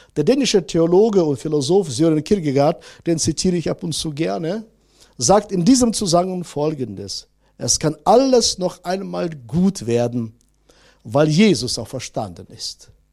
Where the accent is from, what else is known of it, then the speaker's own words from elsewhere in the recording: Northern Germany, Germany; bei uns in Norddeutschland